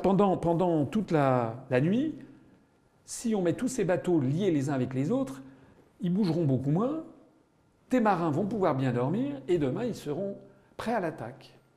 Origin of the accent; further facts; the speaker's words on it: Paris, Île-de-France, France; also born or lived in Loiret; je suis né en 1957 à Paris